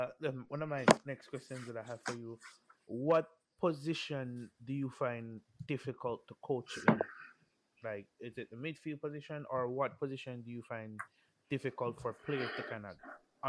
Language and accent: English; Jamaica; moved away; Well, I grew up in Jamaica.